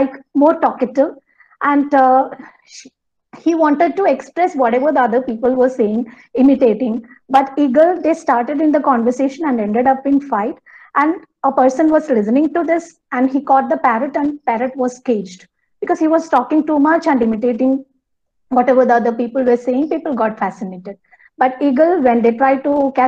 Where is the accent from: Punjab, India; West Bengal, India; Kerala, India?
Kerala, India; English is a second language; I'm from Kerala, so it was a coastal region for our place